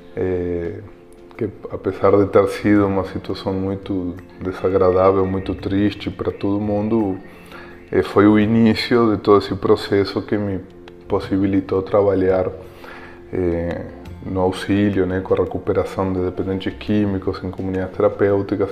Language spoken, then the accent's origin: Portuguese; Montevideo, Uruguay; Portuguese is a second language; now in Brazil; eu sou uruguaio, como vocês sabem, é, e eh, no Uruguai eh, um país bastante pequeno, Montevideo, onde eu morava, é a capital